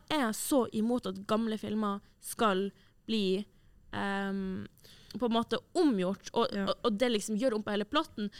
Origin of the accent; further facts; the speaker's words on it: Tromsø, Troms, Norway; Tromsø, der jeg er fra